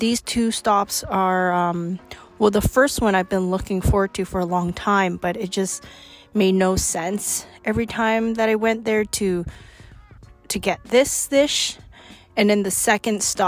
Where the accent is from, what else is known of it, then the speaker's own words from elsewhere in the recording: Steveston, British Columbia, Canada; my hometown, which is Steveston